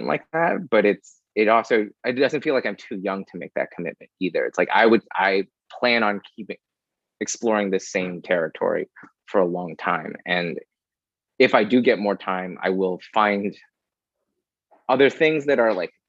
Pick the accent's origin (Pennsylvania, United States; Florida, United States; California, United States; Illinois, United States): Illinois, United States; Chicago; now in New York, United States; I very much enjoyed growing up in Chicago